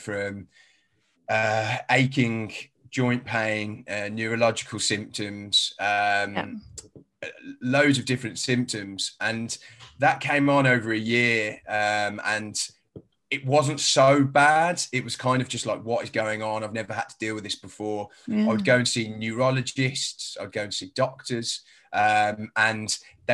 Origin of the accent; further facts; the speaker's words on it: Birmingham, West Midlands, United Kingdom; accent: a bit of a strange accent; now in London, United Kingdom; I was originally from Birmingham, so I haven't got a London accent. I've got a bit of a strange accent.